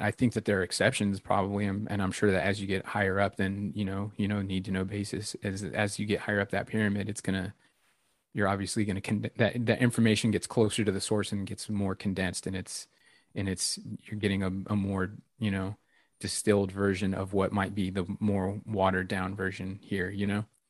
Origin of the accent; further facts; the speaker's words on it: Victorville, California, United States; moved away; my hometown of victorville middle of nowhere desert in california in the mojave